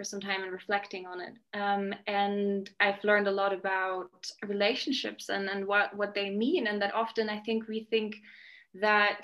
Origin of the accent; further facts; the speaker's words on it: Germany; moved away as an adult; also born or lived in Scotland; now in Mexico; I grew up in Germany with my dad, my mom, and my sister and brother. And then I moved to Scotland when I was 18.